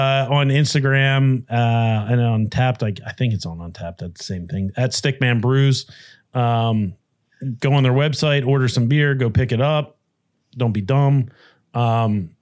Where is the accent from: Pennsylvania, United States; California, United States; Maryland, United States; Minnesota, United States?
Pennsylvania, United States; Delaware County; growing up in Delco